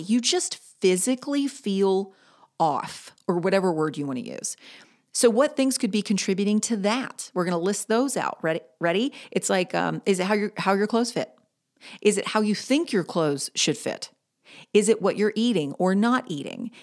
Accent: Greensboro, North Carolina, United States; Greensboro, my hometown

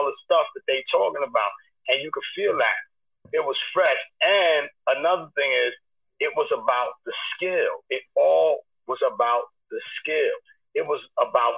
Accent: New York City, New York, United States; I was young from East New York

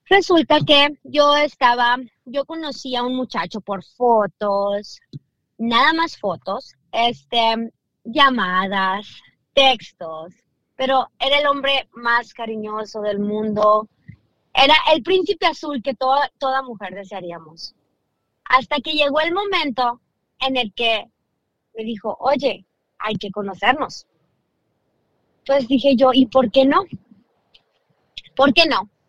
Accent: Downey, California, United States; Yo soy de Downey.

